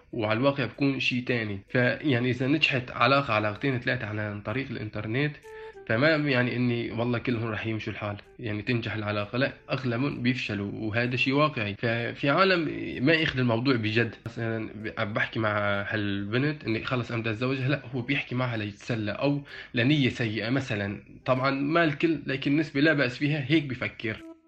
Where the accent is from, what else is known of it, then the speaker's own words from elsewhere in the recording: Syria; now in Turkey; من سوريا عمري 24 سنة مقيم في تركيا